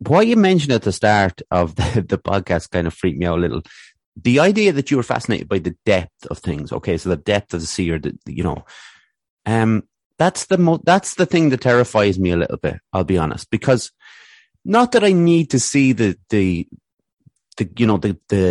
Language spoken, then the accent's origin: English; Athlone, Leinster, Ireland; growing up in Athlone here